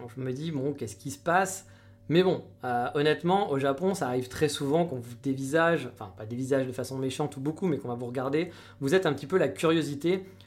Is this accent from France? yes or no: yes; France; now in Japan; j'étais de France